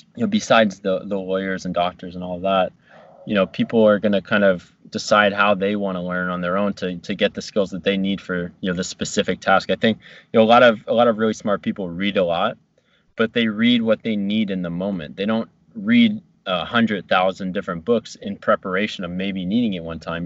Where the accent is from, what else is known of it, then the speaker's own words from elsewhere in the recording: New Jersey, United States; moved away as an adult; also born or lived in Virginia; my hometown